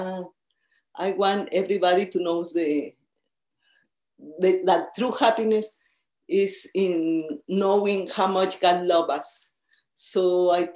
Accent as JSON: {"language": "English", "region": "San Luis Potosí", "country": "Mexico", "second_language": "English", "moved": "yes", "lives_now": "Birmingham, United States", "said": "I'm originally from Mexico"}